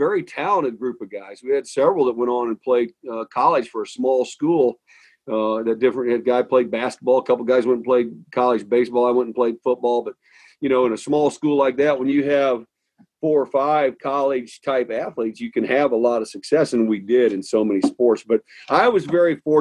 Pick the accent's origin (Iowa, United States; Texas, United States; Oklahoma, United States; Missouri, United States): Missouri, United States; St. Charles; moved away; also born or lived in Nokomis, Illinois / Boston; I grew up in St. Charles, Missouri, which is a suburb of St. Louis